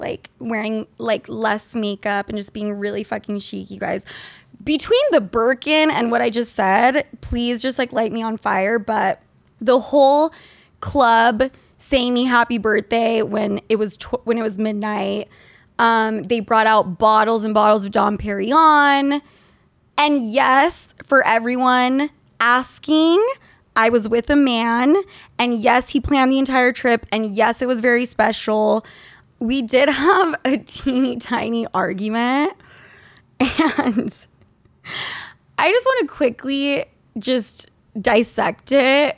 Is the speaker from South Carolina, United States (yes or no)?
no; Utah, United States; When I grew up in Utah